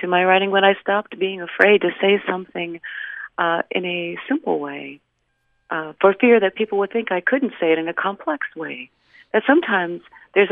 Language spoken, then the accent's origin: English; northern Indiana, United States; accent: Midwestern; I'm from Indiana. I grew up in the northern part closer to Chicago, but now I live in the southern part.